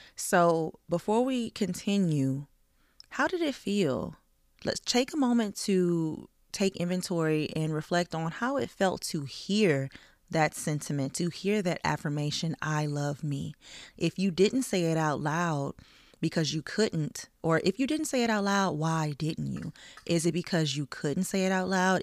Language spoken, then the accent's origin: English; the South, United States; I grew up in the South